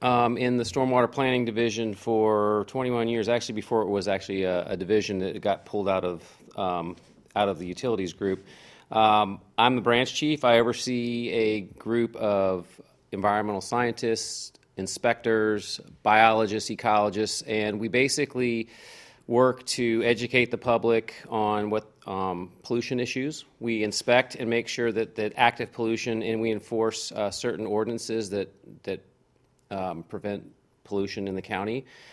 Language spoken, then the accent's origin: English; Manassas, Virginia, United States; Manassas. Okay. Yeah, so I'm kind of lived overseas a couple times, a few years, but yeah, this is pretty much my childhood home.